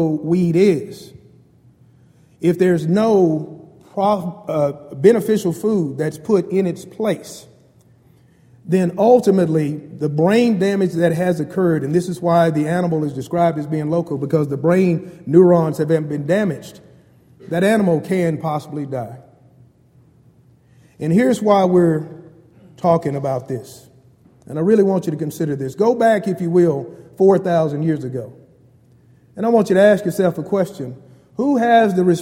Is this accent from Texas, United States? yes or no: yes; Bryan, Texas, United States; I grew up in Bryan, Texas, a very small town in Brazos Valley, and I consider myself a country boy.